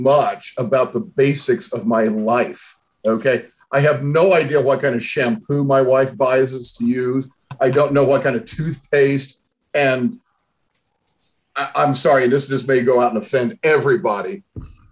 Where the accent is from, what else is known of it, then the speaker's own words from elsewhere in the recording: Southern Indiana, United States; moved away; where I grew up in Southern Indiana, we called everything Coke